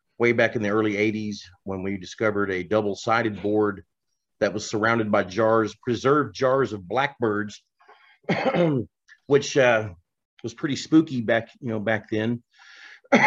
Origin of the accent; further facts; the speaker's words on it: Tulsa, Oklahoma, United States; I'm a researcher from Tulsa